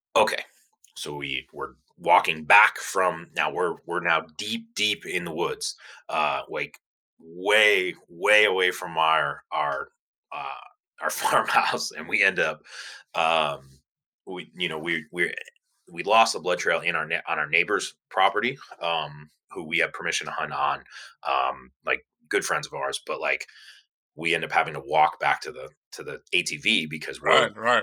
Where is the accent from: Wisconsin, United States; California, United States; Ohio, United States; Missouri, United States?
Ohio, United States; Cleveland; I was born and raised in Cleveland, Ohio, so I'm I'm definitely a cold person.